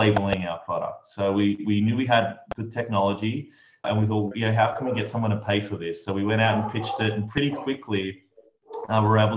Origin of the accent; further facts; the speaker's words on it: Australia; moved away as an adult; also born or lived in New York; I'm from Australia, and at 23 years old, I just boarded a one-way ticket to New York